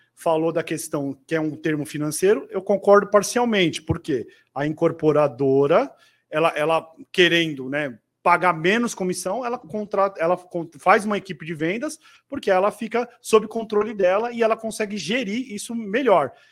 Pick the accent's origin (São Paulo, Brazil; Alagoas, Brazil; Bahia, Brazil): São Paulo, Brazil; sou paulistano